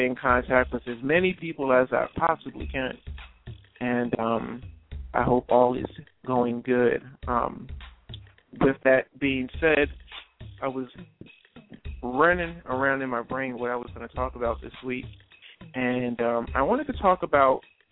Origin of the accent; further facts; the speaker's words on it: New Jersey, United States; moved away; I am originally from South Jersey. And right where the storm hit is where I grew up at, for the most part.